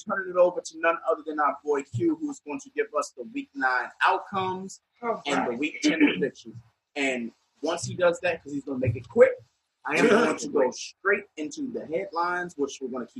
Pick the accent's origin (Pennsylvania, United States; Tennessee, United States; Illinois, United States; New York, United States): New York, United States; moved away; I'm originally from New York.